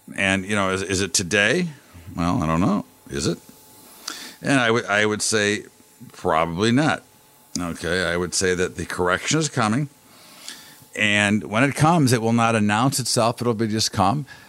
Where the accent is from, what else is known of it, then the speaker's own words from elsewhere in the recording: United States; as an American